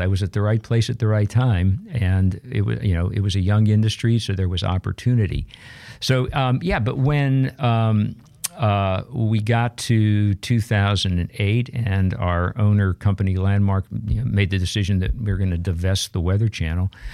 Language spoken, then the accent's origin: English; Pittsburgh, Pennsylvania, United States; I grew up in Pittsburgh, Pennsylvania